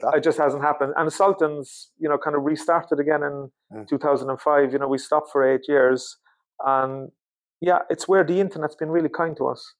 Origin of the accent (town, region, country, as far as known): Cork, Munster, Ireland; born or raised there; moved away as an adult; now in Sweden